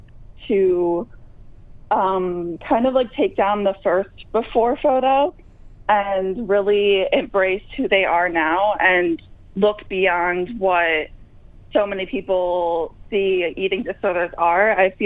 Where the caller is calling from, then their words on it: New Jersey, United States; I am calling from New Jersey